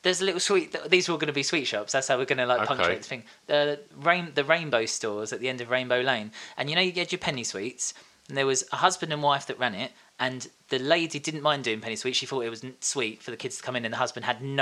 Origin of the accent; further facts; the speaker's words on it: Tilbury, East of England, United Kingdom; also born or lived in Orsett / Horndon on the Hill / Stanford-le-Hope; now in Westcliff-on-Sea, United Kingdom; I was born in Alsett Hospital, and I lived in a little place called Hongdon on the Hill for a while before we moved to Stamford, and then I spent most of my life in Tilbury Town.